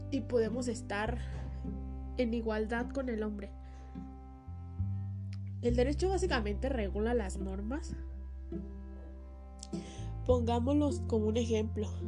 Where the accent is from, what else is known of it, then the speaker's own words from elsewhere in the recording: Mexico; En este caso, yo soy mexicana y gozo de todas las garantías individuales que me proporciona la Constitución de los Estados Unidos mexicanos